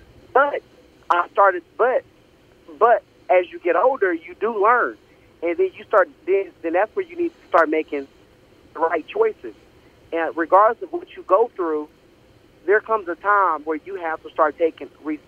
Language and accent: English; Oklahoma City, Oklahoma, United States; also born or lived in Texas; So I was born and raised in Oklahoma City.